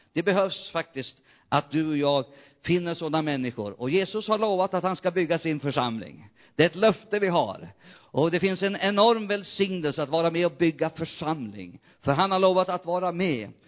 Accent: near Umeå, Västerbotten County, Sweden; moved away; also born or lived in Jämtland; Umeå, nästan mina hemtrakter

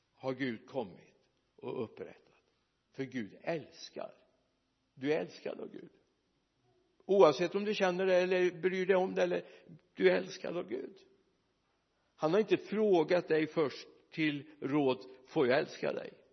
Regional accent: Mariestad, Västra Götaland, Sweden; moved away; jag var hemma i Mariestad

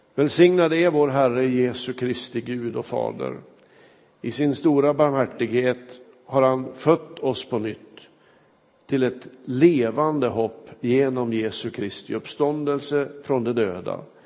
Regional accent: Kramfors, Västernorrland County, Sweden; moved away; När jag var hemma i min hembygd Kramfors

